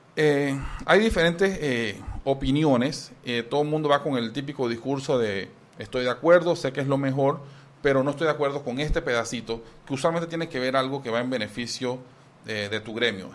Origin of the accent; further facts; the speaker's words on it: Panama; como muchos panameños que necesitamos de dos trabajos